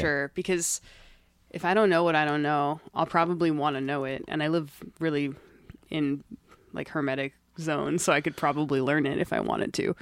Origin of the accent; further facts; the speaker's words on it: Gaithersburg, Maryland, United States; moved away; I'm from Maryland